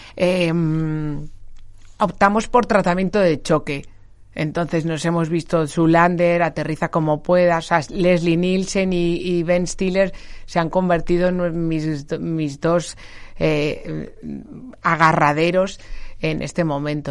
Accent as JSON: {"language": "Spanish", "town": "Getafe", "region": "Community of Madrid", "country": "Spain", "said": "la patrona de mi pueblo, de Getafe"}